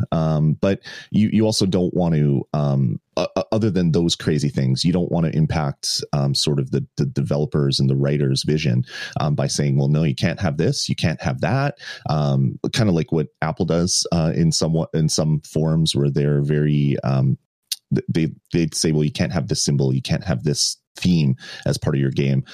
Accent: Canada; I'm not American, um, but uh, I'm Canadian

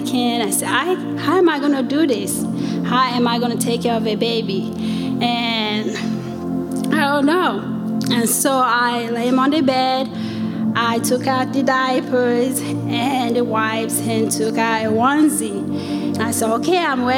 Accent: Sierra Leone; moved away; I'm from West Africa, Sierra Leone

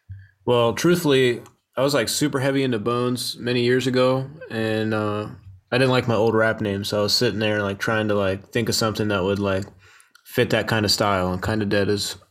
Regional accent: Winchester, Virginia, United States; moved away as an adult; now in Philadelphia, United States; So I came up in Northern Virginia in a little town called Winchester. Okay. It's like probably about 30-40 minutes outside of DC on a good day. But in November of 2019, I moved to Philadelphia.

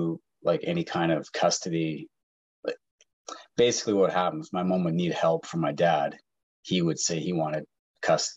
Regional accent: Vancouver, British Columbia, Canada; also born or lived in Montreal, Quebec; I was born in Montreal, raised in Vancouver area.

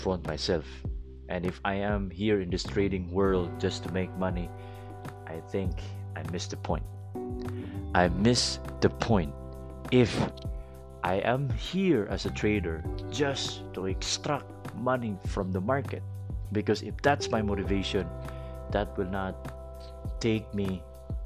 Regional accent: Philippines; English is a second language; I may not be able to speak English so well and to sound like an American because I'm a Filipino guy

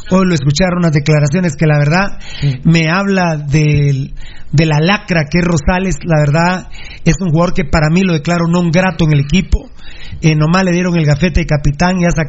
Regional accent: Guatemala City, Guatemala Department, Guatemala; yo que soy de la bendita y hermosa zona 6, que soy de Santa Luisa, que, que tengo los campos del Pichaco.

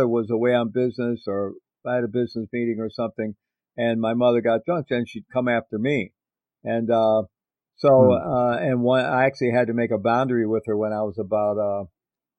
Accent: Midwest, United States; moved away; I grew up in the Midwest in the United States in a middle-class Roman Catholic family

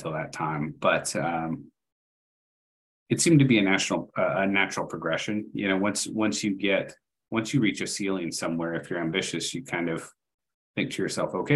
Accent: Austin, Texas, United States; moved away; I'm originally from Austin, Texas

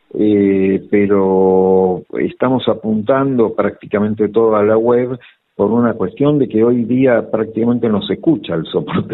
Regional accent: Olivos, Buenos Aires Province, Argentina; En provincia de Buenos Aires, en Olivos. Eh, nací en Capital, pero después mis viejos

